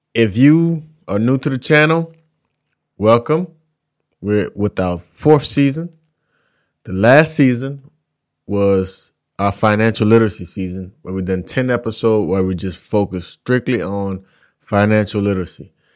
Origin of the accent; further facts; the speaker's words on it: South Louisiana, United States; I'm from South Louisiana. In my community alone, there are three plantations